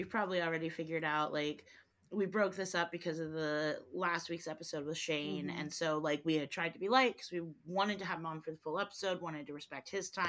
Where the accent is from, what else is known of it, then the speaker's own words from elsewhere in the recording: Delaware, United States; now in Vermont, United States; I grew up in Delaware, right. and, like, you can drive from the top to the of Delaware to the bottom in an hour